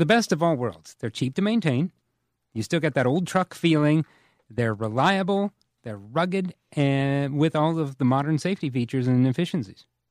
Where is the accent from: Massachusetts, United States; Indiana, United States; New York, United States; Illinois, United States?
Indiana, United States; Whitewater; I grew up in Whitewater, which is just outside of Bethel